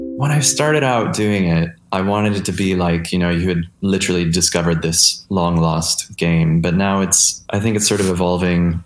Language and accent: English; Marion, New York, United States; I grew up outside of Rochester, New York, uh, in a really small town called Marion